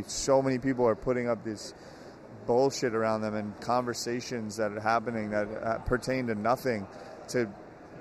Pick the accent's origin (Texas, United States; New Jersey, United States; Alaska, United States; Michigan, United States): New Jersey, United States; I grew up in New Jersey in the 90s.